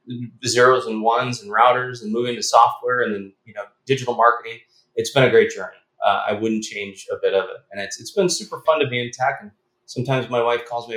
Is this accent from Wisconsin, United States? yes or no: no; Chicago, Illinois, United States; We grew up in Chicago